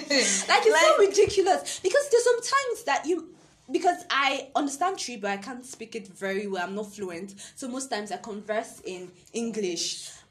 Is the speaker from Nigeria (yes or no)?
yes; Nigeria; accent: Nigerian; now in Ghana; I'm more Nigerian than Ghanaian, and I can't blame myself because I was literally given birth to in Nigeria. Everything I know is surrounded in Nigeria